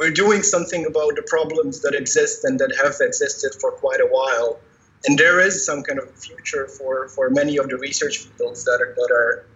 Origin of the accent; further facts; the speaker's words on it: Croatia; moved away as an adult; also born or lived in Netherlands; I come from Croatia, so from how they nowadays call it, the Western Balkans.